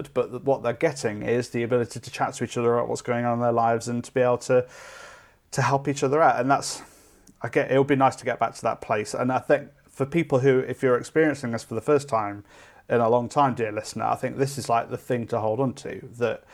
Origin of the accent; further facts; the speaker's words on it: Derby, East Midlands, United Kingdom; I'm from Derby. And when I was growing up, going into town was a thing that you did